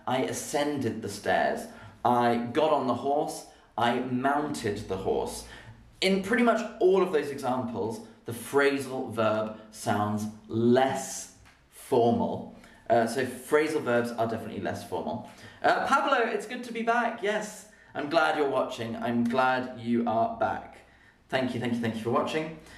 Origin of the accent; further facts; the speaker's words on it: Birmingham, West Midlands, United Kingdom; Proper Birmingham. I'm from Birmingham and we saying it.